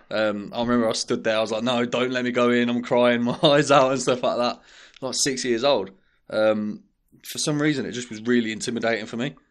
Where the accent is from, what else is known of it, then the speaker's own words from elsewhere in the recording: Birmingham, West Midlands, United Kingdom; we're from, um, we're from Saint James, um, and King's Heath. Like, things were, we didn't have a lot of money growing up